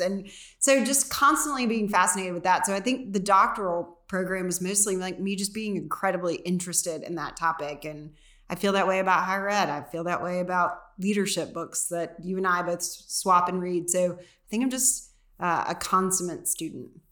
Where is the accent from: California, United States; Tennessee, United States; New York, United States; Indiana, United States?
Tennessee, United States; McMinnville; I grew up in McMinnville.